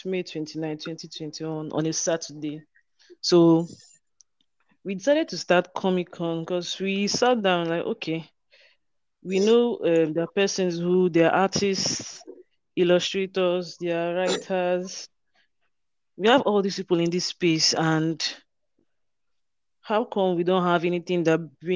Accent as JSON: {"language": "English", "region": "Rivers State", "country": "Nigeria", "said": "I'm from Rivers State, Nigeria."}